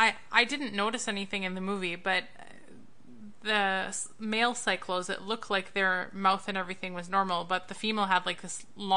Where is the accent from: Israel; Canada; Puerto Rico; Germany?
Canada; Winnipeg, Manitoba; We grew up in Winnipeg